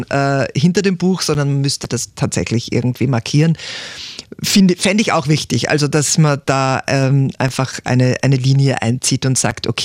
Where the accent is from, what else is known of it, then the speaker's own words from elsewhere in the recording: Perchtoldsdorf, Lower Austria, Austria; Aufgewachsen im Berchtoldsdorf.